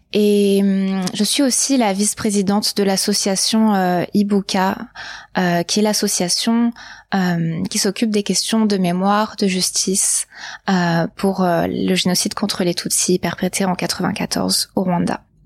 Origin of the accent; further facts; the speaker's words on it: Var, Provence-Alpes-Côte d'Azur, France; j'ai grandi dans le Var, dans le sud de la France